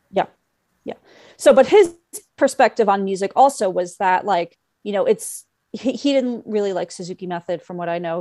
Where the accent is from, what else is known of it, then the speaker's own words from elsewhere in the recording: New York City, New York, United States; also born or lived in Bloomington, Indiana; my mother lives in the area where I grew up. I grew up on Bayside